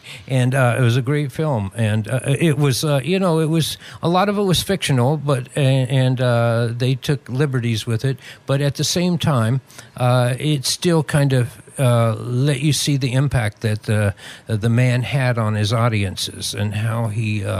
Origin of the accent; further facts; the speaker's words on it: Southeast, United States; Growing up in the Southeast, I played drums.